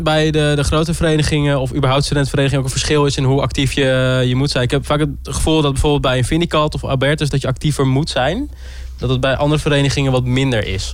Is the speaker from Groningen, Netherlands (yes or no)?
yes; Groningen, Netherlands; ik kom zelf uit Groningen, dus ik ken hier ook al mensen